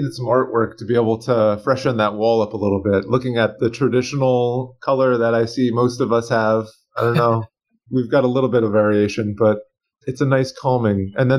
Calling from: Bethlehem, Pennsylvania, United States; It's a little rainy here in Bethlehem, Pennsylvania, but we kind of needed this.

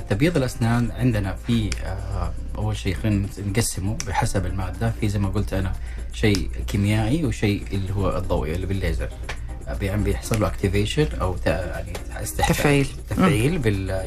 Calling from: Najran Province, Saudi Arabia; الله يبقيك من نجران

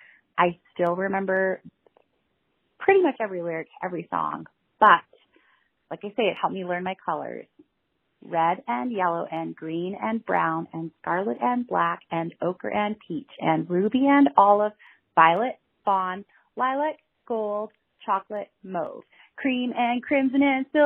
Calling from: Lethbridge, Alberta, Canada

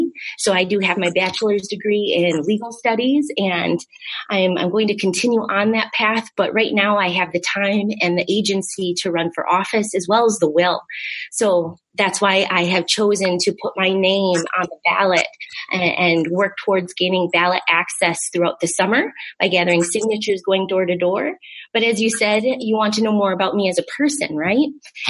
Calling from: Wisconsin, United States; I would just like to acknowledge that I'm joining you from Indigenous land here in Wisconsin.

